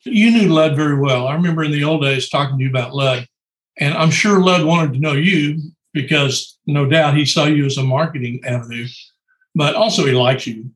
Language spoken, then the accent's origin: English; Oklahoma, United States; I'm from Oklahoma and so is Troy